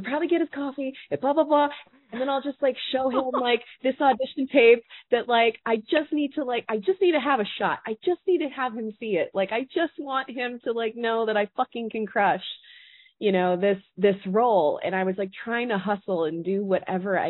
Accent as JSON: {"language": "English", "town": "Boston", "region": "Massachusetts", "country": "United States", "said": "I'm from Boston"}